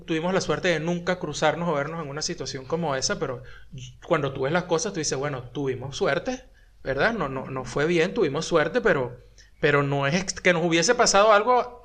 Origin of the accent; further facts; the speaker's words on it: Venezuela; accent: Venezuelan; now in Buenos Aires, Argentina; hablo como chino venezolano porque no puedo hablar todavía como chino argentino